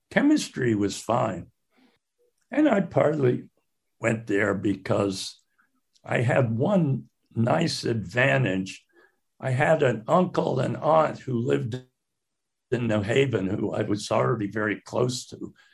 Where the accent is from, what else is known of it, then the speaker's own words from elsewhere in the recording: Salt Lake City, Utah, United States; born there; Well, I, I was born in Salt Lake City, 1936.